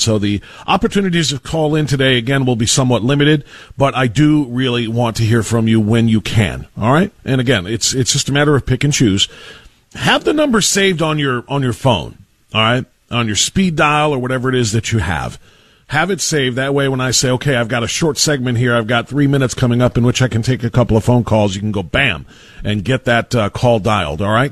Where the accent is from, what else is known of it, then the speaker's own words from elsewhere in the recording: United States; We are American American.